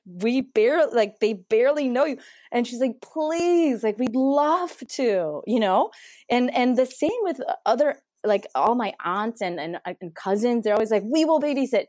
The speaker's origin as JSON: {"language": "English", "region": "Mexico City", "country": "Mexico", "tie": "born or raised there", "moved": "as an adult", "lives_now": "United States", "said": "So, yeah, so I grew up in Mexico City, born and raised, went to school there, um, went to college there"}